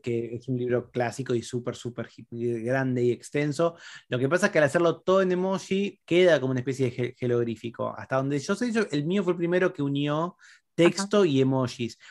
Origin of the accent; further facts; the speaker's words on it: Argentina; Nosotros en Argentina